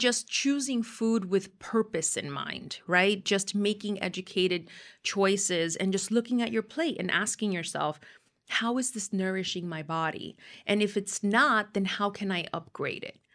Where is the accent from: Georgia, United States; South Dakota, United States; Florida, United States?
Florida, United States; Miami; growing up in Miami